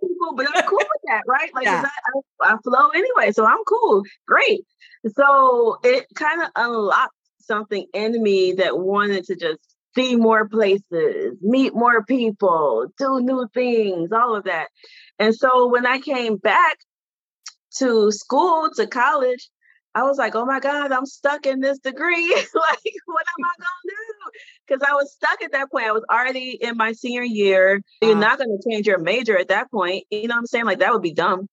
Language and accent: English; Detroit, Michigan, United States; born or raised there; moved away as an adult; also born or lived in Washington, D.C.